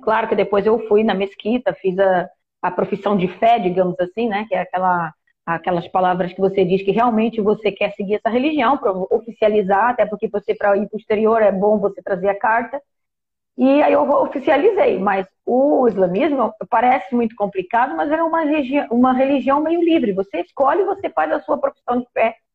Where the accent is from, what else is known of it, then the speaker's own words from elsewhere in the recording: Portugal; moved away as an adult; also born or lived in Brazil; now in Egypt; Eu nasci no Brasil, Aí eu fui muito criança ainda para Portugal. Meu pai era português